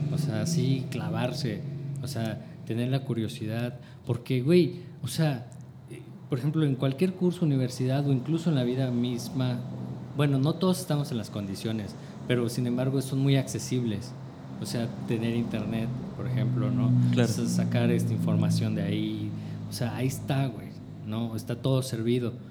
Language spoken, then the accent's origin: Spanish; Chiapas, Mexico; also born or lived in Los Mochis, Sinaloa; muy pequeño o de muy joven me fui, me vine a vivir aquí a Chiapas